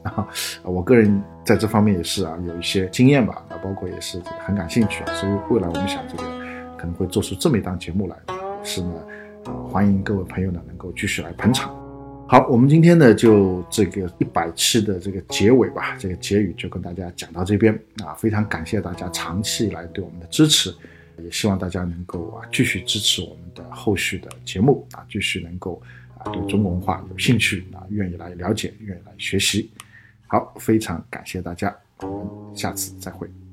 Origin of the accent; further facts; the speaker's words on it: China; 这个故事其实我们中国人读来很正常